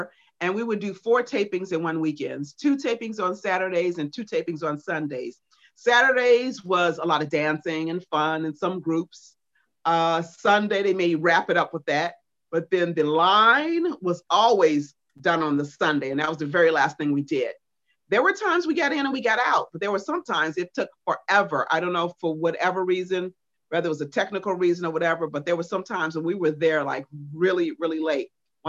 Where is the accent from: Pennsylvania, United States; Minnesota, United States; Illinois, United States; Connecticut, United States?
Illinois, United States; Chicago; they knew I was there from Chicago and I was going home. So Don found out I was from Chicago.